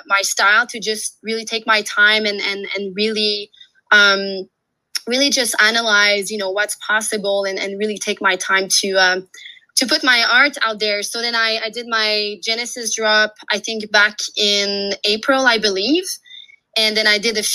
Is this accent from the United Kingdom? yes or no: no; Quebec, Canada; also born or lived in Australia; now in Canadian Rockies, Canada; I'm a French-Canadian. So I'm from Quebec, and now I'm based in the Canadian Rockies.